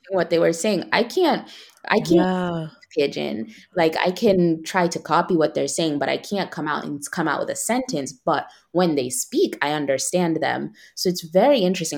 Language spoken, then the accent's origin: English; United States; moved away as an adult; now in Milan, Italy; I'm still American. America is my home